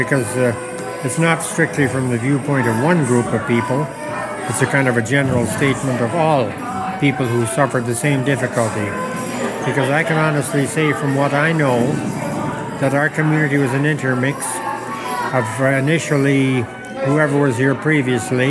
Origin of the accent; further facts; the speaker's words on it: Kamsack, Saskatchewan, Canada; No, it's Kamsek, my hometown.